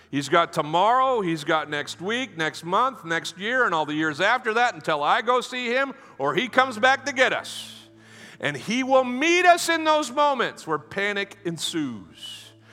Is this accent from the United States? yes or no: yes; United States; I'm from America